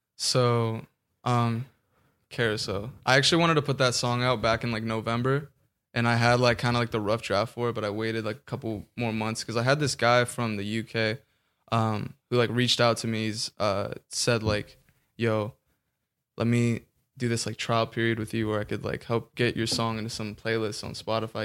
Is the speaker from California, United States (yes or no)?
yes; Orange County, California, United States; also born or lived in Kansas; I'm from Orange County, born in Kansas.